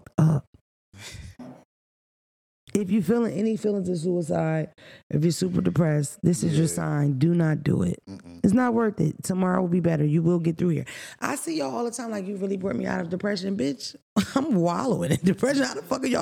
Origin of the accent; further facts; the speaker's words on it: Philadelphia, Pennsylvania, United States; I grew up in Philadelphia.